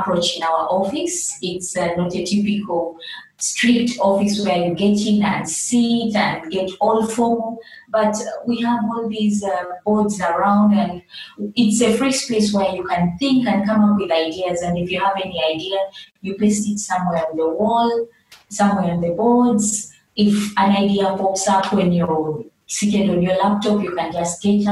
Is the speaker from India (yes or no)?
no; Kampala, Central Region, Uganda; moved away as an adult; now in Juba, South Sudan; I was born in Kampala in Uganda.